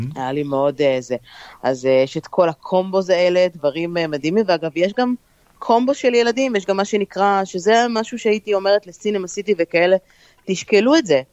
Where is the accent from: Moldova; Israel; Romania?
Israel; also born or lived in New Jersey / New York area; now in New Jersey, United States; אנחנו ישראלים